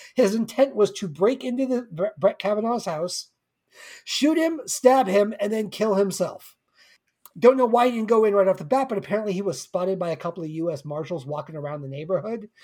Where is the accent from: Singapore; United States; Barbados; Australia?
United States; Simi Valley, California; my hometown of Simi